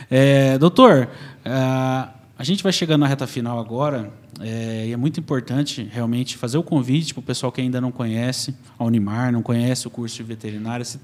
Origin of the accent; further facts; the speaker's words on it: Cuiabá, Mato Grosso, Brazil; now in Marília, Brazil; O doutor veio de Tupã, eu vim de Cuiabá, no Mato Grosso, a família veio para